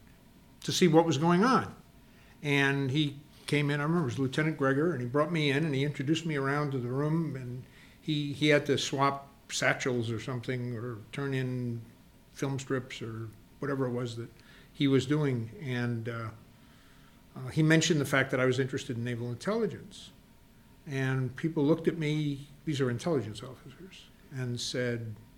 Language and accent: English; Rhode Island, United States; moved away as an adult; I was from Rhode Island, a union-run state at the time